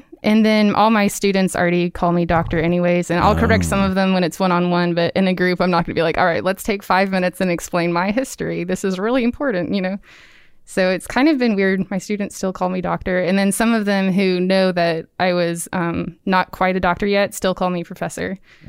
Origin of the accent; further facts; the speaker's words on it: Birmingham, Alabama, United States; now in Auburn, United States; I'm from Birmingham.